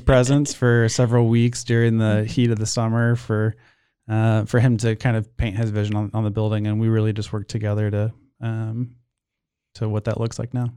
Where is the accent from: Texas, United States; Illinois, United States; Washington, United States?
Texas, United States; Austin; moved away as an adult; also born or lived in Portland, Oregon; now in Waco, United States; I grew up in Austin